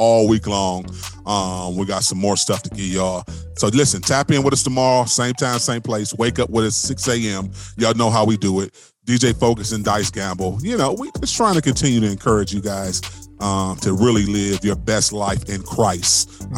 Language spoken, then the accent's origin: English; Cleveland, Ohio, United States; I'm from Cleveland